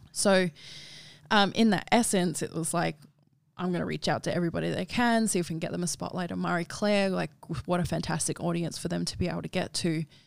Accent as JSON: {"language": "English", "town": "Darwin", "region": "Northern Territory", "country": "Australia", "tie": "born or raised there", "moved": "yes", "lives_now": "Sydney, Australia", "said": "I grew up in Darwin"}